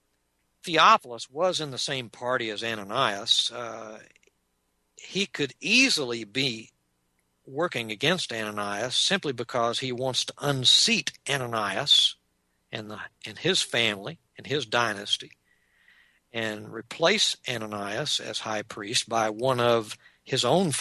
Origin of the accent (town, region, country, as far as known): Texas, United States; accent: Texas accent; also born or lived in Long Island, New York